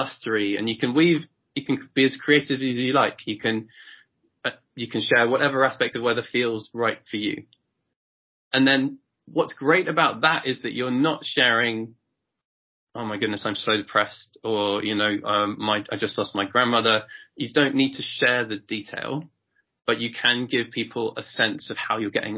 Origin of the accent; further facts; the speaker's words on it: England, United Kingdom; as a British person, as an English person